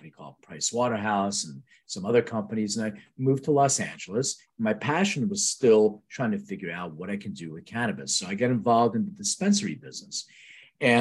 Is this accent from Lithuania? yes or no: yes; Lithuania; now in United States; I was born in Lithuania, which is true, and I immigrated to the U.S.